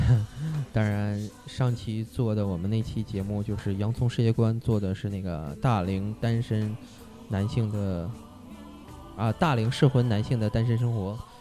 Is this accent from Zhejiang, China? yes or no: no; Harbin, Heilongjiang, China; 我们家乡的球队哈尔滨伊藤